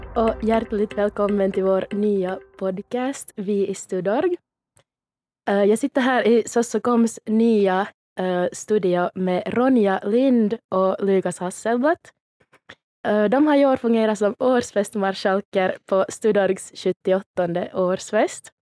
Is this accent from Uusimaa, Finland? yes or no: no; Jakobstad, Ostrobothnia, Finland; moved away as an adult; now in Helsinki, Finland; jag kommer från Jakobstad.